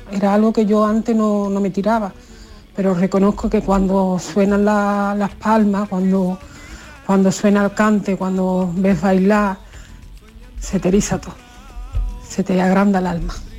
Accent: Medellín, Antioquia, Colombia; now in Málaga, Spain; Yo soy de Medellín

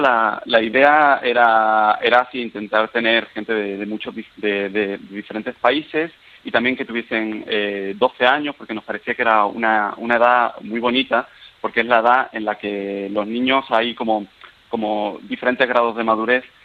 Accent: Seville, Andalusia, Spain; moved away as an adult; also born or lived in Paris, France; now in Vienna, Austria; yo soy de Sevilla, pero cuando eh, tenía 20 años me fui para, estudiar a París

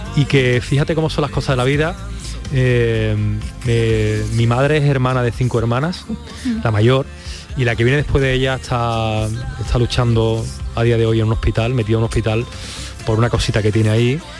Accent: Spain; Yo me siento español, pero español, español, español y bético

